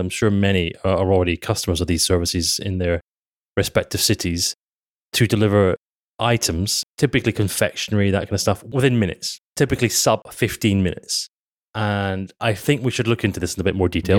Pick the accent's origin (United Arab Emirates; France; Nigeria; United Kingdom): United Kingdom; we're British